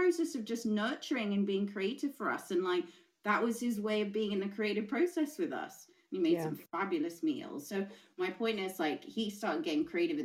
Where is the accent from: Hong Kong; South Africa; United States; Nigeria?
Hong Kong; now in England; I'm half English, I'm half Swiss. I was born and grew up in Hong Kong